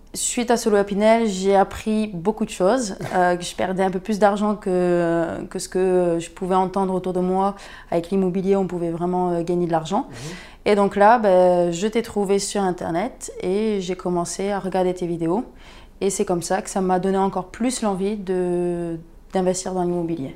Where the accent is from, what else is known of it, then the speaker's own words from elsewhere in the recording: Perpignan, Occitania, France; je viens de Perpignan